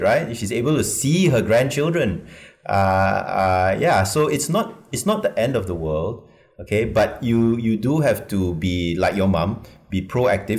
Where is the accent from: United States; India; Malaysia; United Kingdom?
Malaysia; as a Malaysian